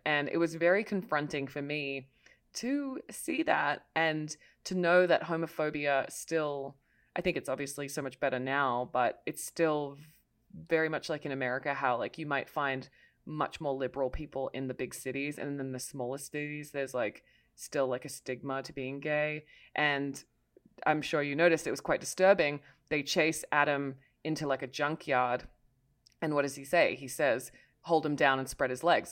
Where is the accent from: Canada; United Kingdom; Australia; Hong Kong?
Australia; as an Australian